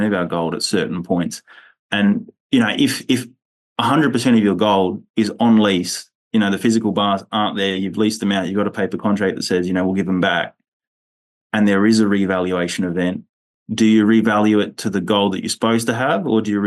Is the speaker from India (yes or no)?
no; Australia; I'm an Australian